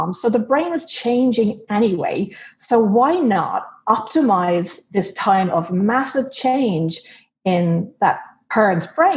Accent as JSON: {"language": "English", "country": "Ireland", "tie": "born or raised there", "moved": "as an adult", "lives_now": "United States", "said": "I grew up in Ireland and we've traveled all over the world, but we've settled back here in the US."}